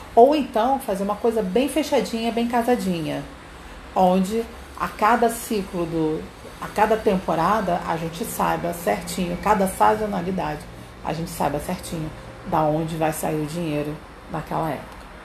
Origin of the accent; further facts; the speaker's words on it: Brazil; Eu sou brasileira